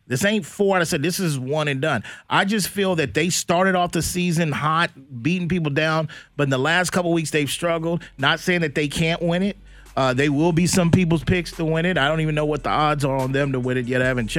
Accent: Chicago, Illinois, United States; I'm like, oh, I'm from South Chicago.

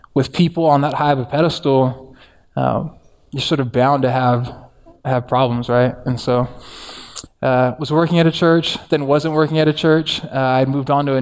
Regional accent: Santa Ana, California, United States; I grew up in Orange County in Santa Ana with my mom, who is Mexican, and my dad is Tongan

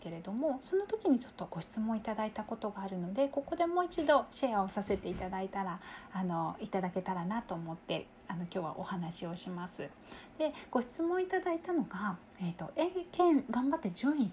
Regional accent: Kyushu, Japan; あの私たち同じ九州の出身なんですけれども

